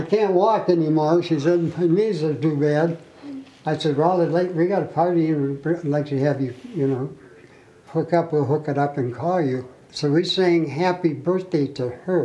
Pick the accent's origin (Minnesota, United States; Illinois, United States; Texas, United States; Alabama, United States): Minnesota, United States; Mound; I'm from Mound, Minnesota.